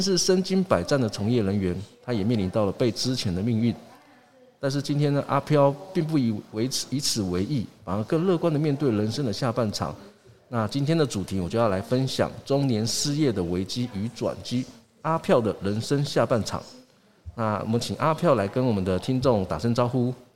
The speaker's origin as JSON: {"language": "Chinese", "town": "Yuli", "region": "Hualien County", "country": "Taiwan", "said": "我是来自花莲玉里阿飞赫部落"}